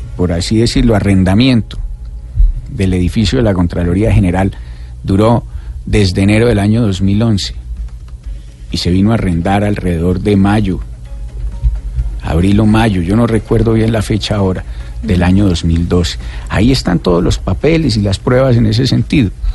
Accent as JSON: {"language": "Spanish", "town": "Pereira", "region": "Risaralda", "country": "Colombia", "said": "Pereira, de donde yo vengo"}